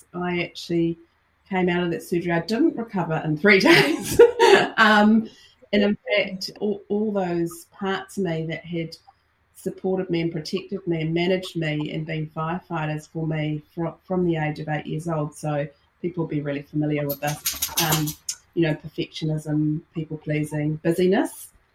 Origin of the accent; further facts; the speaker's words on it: New Zealand; I'm Kiwi, based in New Zealand, live in New Zealand, born and bred